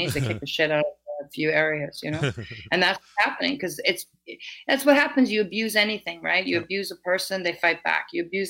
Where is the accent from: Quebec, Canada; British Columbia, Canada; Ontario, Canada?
British Columbia, Canada; Vancouver; British Columbia. I'm from Vancouver and Vancouver Island